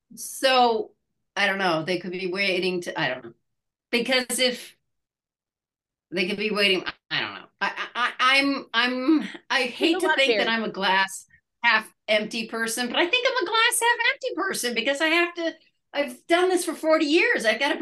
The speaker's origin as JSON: {"language": "English", "country": "Ireland", "said": "I'm Irish, so everything's bad."}